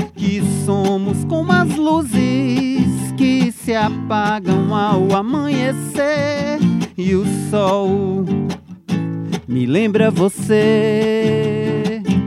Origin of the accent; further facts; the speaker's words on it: Northeast Region, Brazil; moved away as an adult; also born or lived in São Paulo; Eu sou nordestino